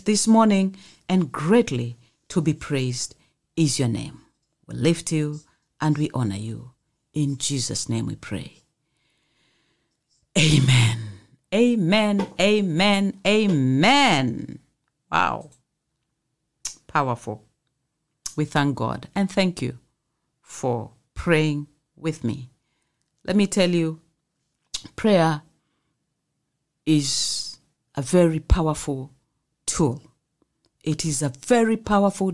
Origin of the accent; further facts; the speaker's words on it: Mombasa, Mombasa County, Kenya; I come from here, Mombasa.